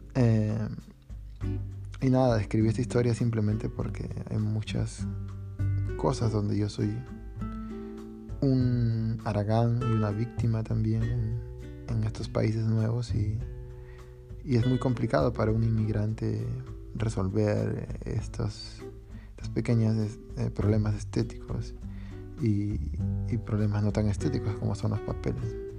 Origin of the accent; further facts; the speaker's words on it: Peru; moved away; yo desde que me fui de Perú